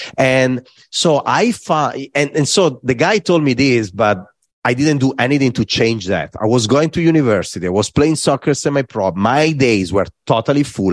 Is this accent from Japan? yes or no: no; Varese, Lombardy, Italy; English is a second language; moved away; I was in Varese, in my hometown